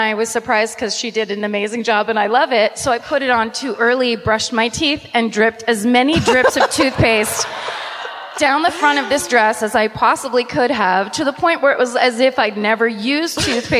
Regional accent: Petaluma, California, United States; Well, Petaluma is my hometown, right, but I have to count it.

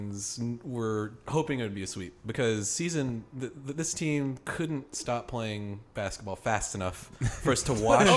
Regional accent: Houston, Texas, United States; I'm from Houston. Born and raised.

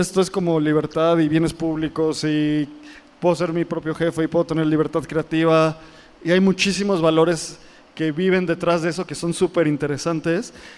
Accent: Mexico; Nosotros como mexicanos

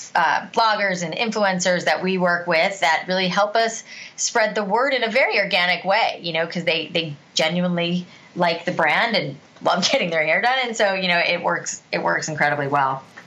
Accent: South Florida, United States; I grew up in South Florida

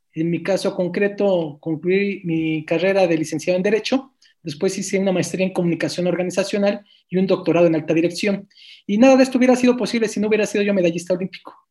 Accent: Mexico City, Mexico; nosotros nacimos en la Colonia Guerrero

